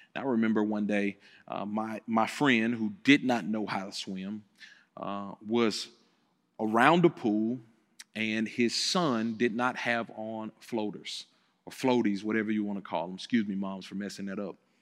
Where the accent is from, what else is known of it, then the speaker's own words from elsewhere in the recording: Memphis, Tennessee, United States; I grew up here in Memphis, Tennessee, so I came back home to Planet Church in the place where I grew up